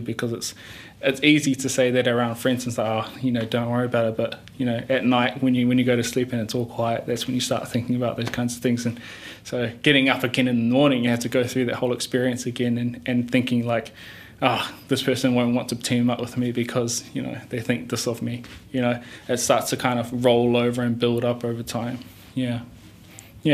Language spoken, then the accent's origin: English; Hamilton, Waikato, New Zealand; moved away as an adult; also born or lived in Rotorua; now in Auckland, New Zealand; Both my parents are Tongan. I was born in Rotorua and went to Hamilton Boys High School then came up to Auckland to do university